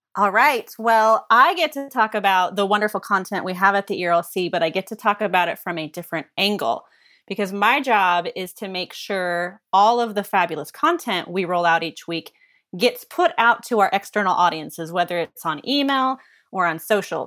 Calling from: Kansas City, Missouri, United States; I'm calling from Kansas City, bringing some Midwestern flavor here.

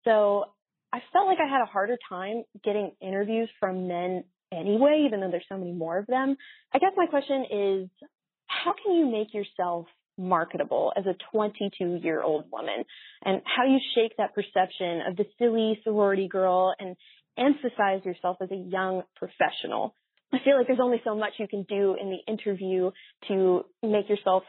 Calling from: Waco, Texas, United States; I'm calling from Waco, Texas. I'm a senior at a small Baptist university here in the South

